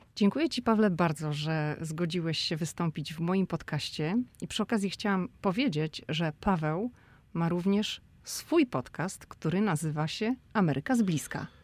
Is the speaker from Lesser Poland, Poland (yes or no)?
no; Szczecin, West Pomeranian Voivodeship, Poland; my jesteśmy oboje ze Szczecina